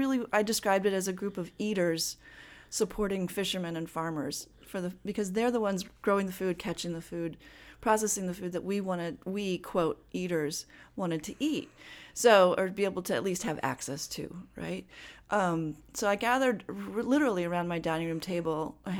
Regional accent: Madison, Wisconsin, United States; moved away; I grew up in Madison, and I didn't grow up on a farm, although we have land out by New Glarus, and that's where really my family has settled down in the roots.

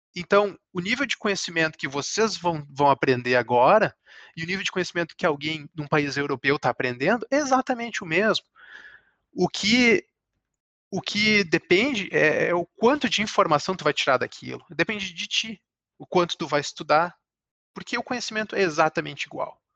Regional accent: Brazil; moved away; como a gente é brasileiro

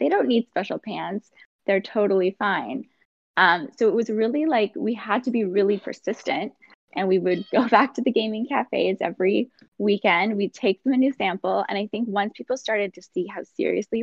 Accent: Saskatoon, Saskatchewan, Canada; I'm originally from Saskatoon, which is a small city kind of in the middle of Canada. I grew up there

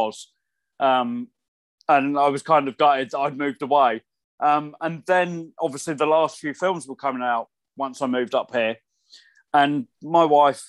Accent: hometown of the Warner Bros. Studio Tour, East of England, United Kingdom; moved away; it was all filmed in my hometown, in the studio that's literally just up the road from where I grew up.

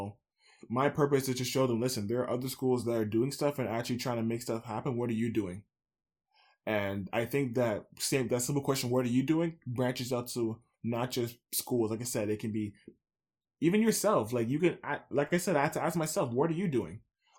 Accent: Scarborough, Ontario, Canada; Especially where I'm from Scarborough.

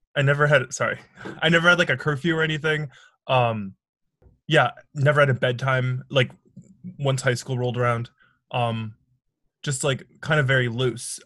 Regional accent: Milwaukee, Wisconsin, United States; moved away as an adult; now in New York City, United States; I'm originally from Milwaukee, Wisconsin

